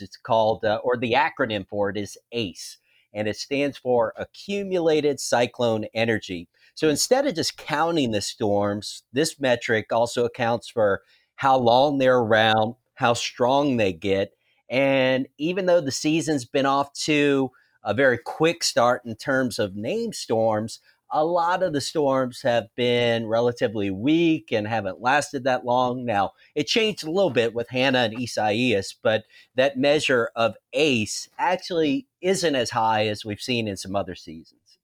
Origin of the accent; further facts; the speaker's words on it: New Orleans, Louisiana, United States; now in Baton Rouge, United States; I grew up in the New Orleans area